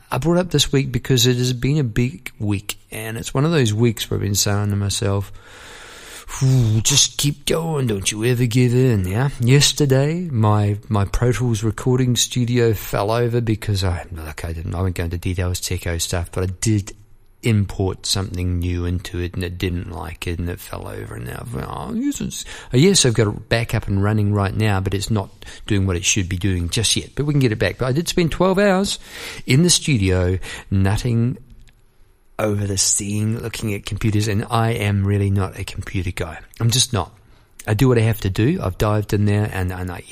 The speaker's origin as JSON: {"language": "English", "country": "New Zealand", "moved": "as an adult", "said": "I went over to came here to live from New Zealand. I was formerly from New Zealand."}